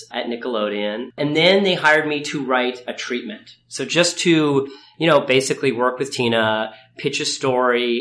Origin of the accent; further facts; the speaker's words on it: Ithaca, New York, United States; I grew up in Ithaca, New York